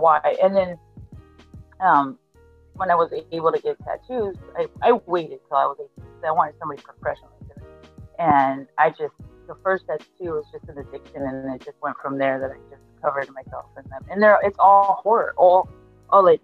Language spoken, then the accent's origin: English; Argentina; moved away; I'm from Argentina